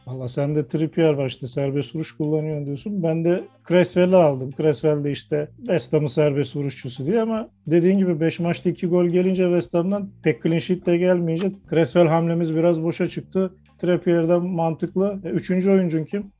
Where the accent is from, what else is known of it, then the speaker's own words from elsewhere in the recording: Kocaeli, Turkey; ben Kocaeli'liyim